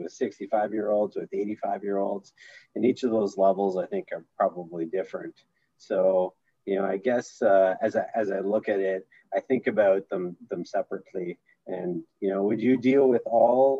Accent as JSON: {"language": "English", "town": "Sudbury", "region": "Ontario", "country": "Canada", "also_born_or_lived": "Orlando", "said": "I'm from Sudbury"}